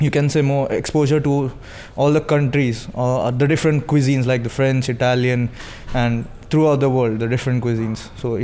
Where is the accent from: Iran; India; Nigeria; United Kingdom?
India; moved away as an adult; I'm from India and I'm 23 years old.